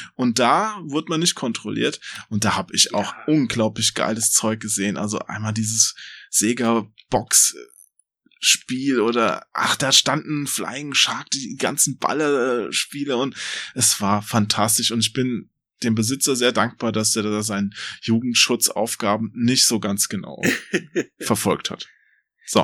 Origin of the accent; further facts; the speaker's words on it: Limburg an der Lahn, Hesse, Germany; bei uns in Limburg